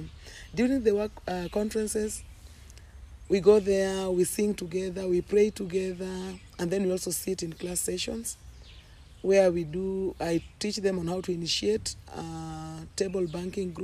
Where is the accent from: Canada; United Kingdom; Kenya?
Kenya; Rongo, Migori County; I come from the western part of Kenya, that is Rongo, and Winyo community, Winyo Church of Christ